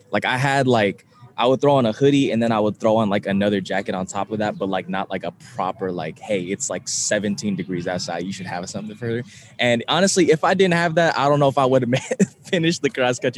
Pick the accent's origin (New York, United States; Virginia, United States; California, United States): California, United States; moved away as an adult; now in Bradenton, United States; I'm from California where it's like 65 degrees all the time.